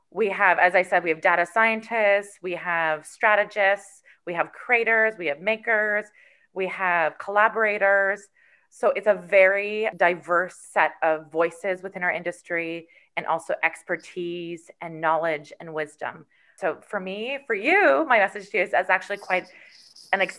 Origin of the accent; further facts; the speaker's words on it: Canada; being a Canadian in our in our in our Canadian identity.